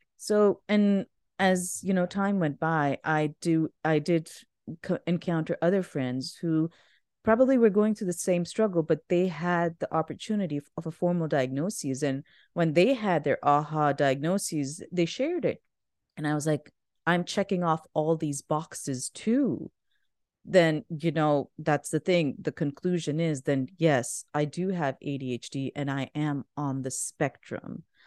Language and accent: English; Pakistan; moved away; I grew up in Pakistan.